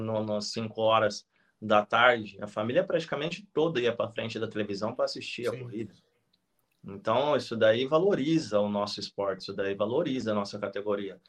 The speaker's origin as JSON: {"language": "Portuguese", "town": "Penápolis", "region": "São Paulo", "country": "Brazil", "tie": "born or raised there", "moved": "as an adult", "said": "minha terra natal, que é Penápolis, interior de São Paulo, fica 500 quilômetros de São Paulo, onde eu fui criado e saí daqui muito tarde, né? Eu saí daqui com 27 anos."}